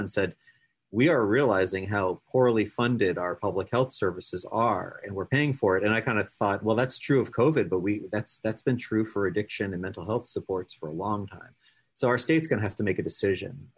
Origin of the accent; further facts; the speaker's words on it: New York, United States; now in Ohio, United States; I'm a New Yorker originally